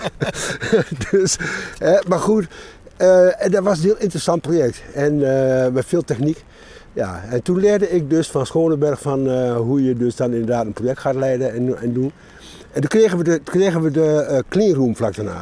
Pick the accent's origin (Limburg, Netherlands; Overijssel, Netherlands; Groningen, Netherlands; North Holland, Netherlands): Overijssel, Netherlands; Enschede; now in Hengelo, Netherlands; Ik ben geboren in, eh, Enschede en ik woon in Hengelo